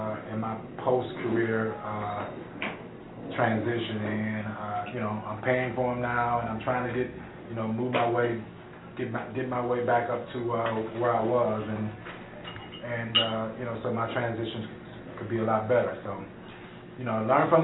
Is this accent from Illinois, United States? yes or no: yes; Chicago, Illinois, United States; I'm from Chicago